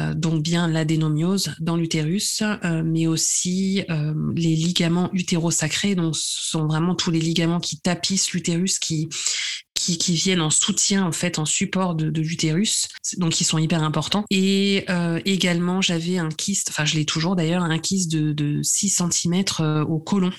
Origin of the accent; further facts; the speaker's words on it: Nice region, Provence-Alpes-Côte d'Azur, France; moved away as an adult; also born or lived in Paris; j'habite à Nice, euh, dans le sud de la France. je suis revenue, on va dire, dans ma région d'origine après avoir passé 15 ans à Paris.